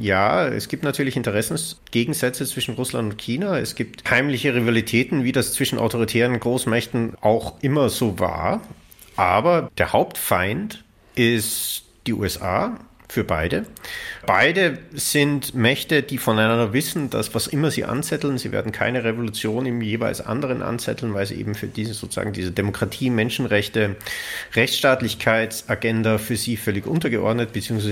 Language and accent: German; Austria; mein Heimatland Österreich